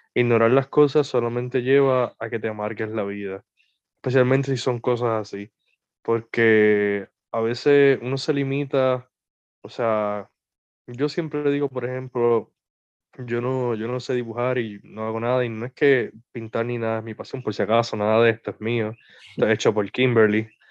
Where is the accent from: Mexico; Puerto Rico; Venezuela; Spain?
Puerto Rico; artistas puertorriqueños